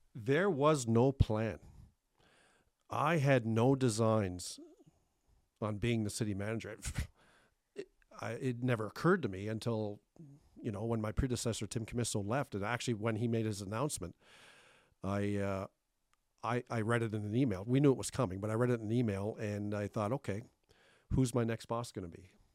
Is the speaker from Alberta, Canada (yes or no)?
no; Thunder Bay, Ontario, Canada; also born or lived in Cape Breton, Nova Scotia; We came here when I was a young teenager in 1981 from Cape Breton. And uh, I, I grew up in Thunder Bay